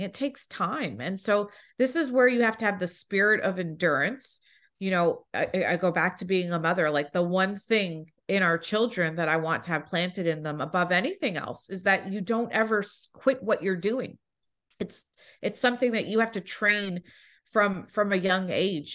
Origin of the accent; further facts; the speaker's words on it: Toronto, Ontario, Canada; now in United States; I was born in Toronto.